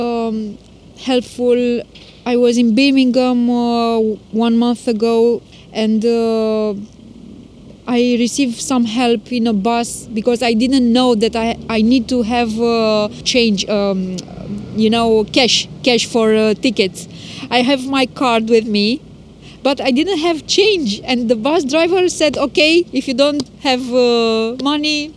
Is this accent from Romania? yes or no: yes; Romania; English is a second language; moved away as an adult; now in Mansfield, United Kingdom; I came from Romania